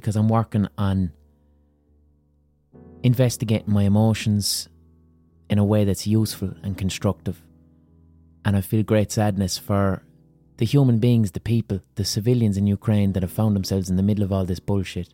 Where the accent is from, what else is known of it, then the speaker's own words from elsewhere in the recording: Limerick, Munster, Ireland; I'm just someone from Limerick